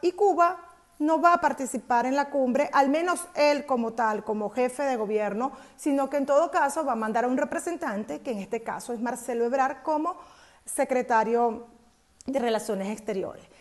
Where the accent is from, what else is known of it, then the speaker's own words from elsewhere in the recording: Mexico; nosotros como mexicanos